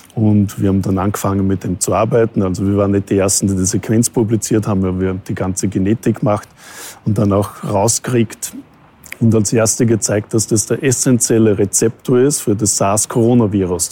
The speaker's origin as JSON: {"language": "German", "country": "Austria", "also_born_or_lived": "Vancouver, Canada / North America", "moved": "as an adult", "lives_now": "Vienna, Austria", "said": "Österreich ist halt, wo ich herkomme."}